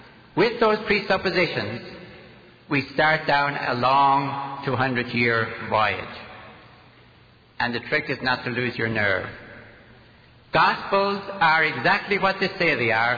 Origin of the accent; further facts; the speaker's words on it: Ireland; now in United States; I learned English in Ireland rather than America